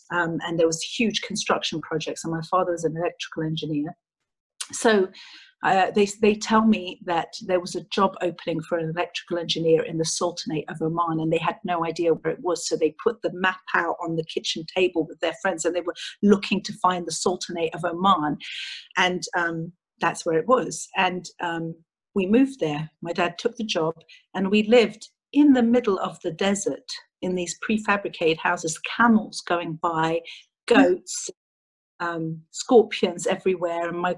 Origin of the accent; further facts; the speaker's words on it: England, United Kingdom; born there; I was born in England to a Greek mother and a Cypriot father.